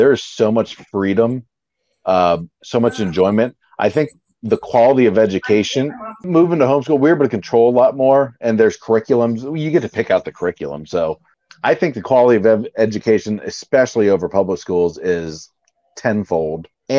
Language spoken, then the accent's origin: English; Baltimore, Maryland, United States; born there; now in St. Augustine, United States; But we like I'm in St. Augustine, so we don't have one in our region. But yeah, I was born in Baltimore, so Orioles.